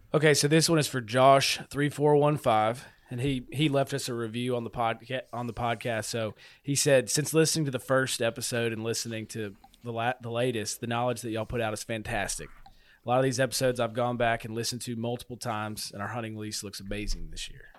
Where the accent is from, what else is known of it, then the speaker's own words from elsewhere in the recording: LaGrange, Tennessee, United States; I'm from LaGrange, Tennessee, and that's a known Civil War area.